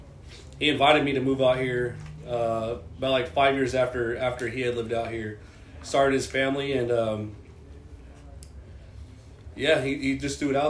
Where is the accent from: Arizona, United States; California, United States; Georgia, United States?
California, United States; Coalinga; moved away as an adult; now in San Diego, United States; I'm originally from Kalinga, which is a small town off the I-5, which is 45 minutes to any big city